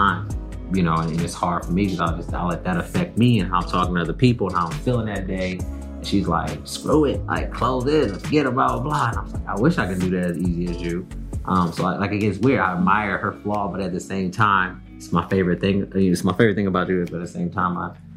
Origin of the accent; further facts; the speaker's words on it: Cleveland, Ohio, United States; moved away as an adult; now in Los Angeles, United States; we're from Cleveland. Like, we're proud of being from Cleveland